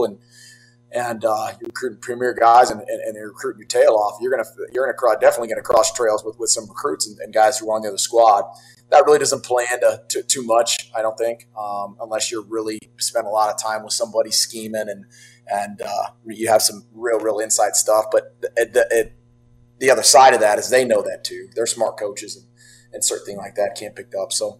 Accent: Colfax, California, United States; I grew up in Northern California. Colfax is about 3 hours there, up near Lake Tahoe area, Truckee area.

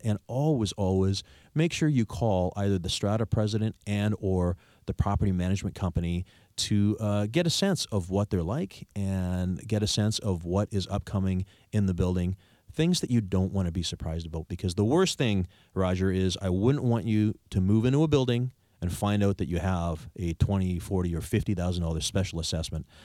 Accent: Victoria, British Columbia, Canada; I'm from here. I'm born and raised in Victoria

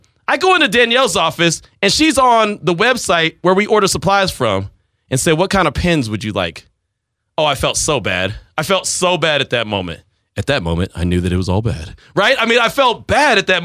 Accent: the Bay Area, California, United States; moved away; also born or lived in Texas; growing up in the Bay, that's all we knew

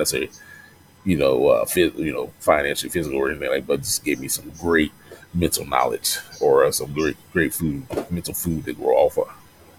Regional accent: the South, United States; You know, I'm from the South, you know.

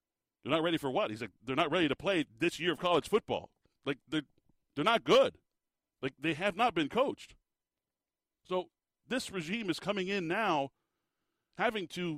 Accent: Tucson, Arizona, United States; I was born in Tucson, listening to the games, sitting on the hearth next to my grandfather on the radio

